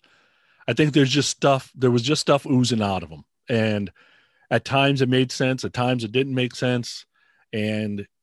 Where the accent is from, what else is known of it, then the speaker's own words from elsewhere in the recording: San Francisco, California, United States; I grew up in San Francisco